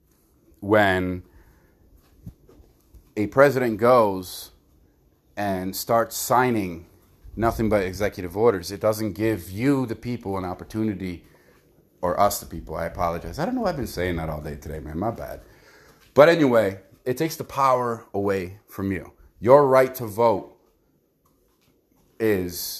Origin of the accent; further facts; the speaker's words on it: United States; us as American people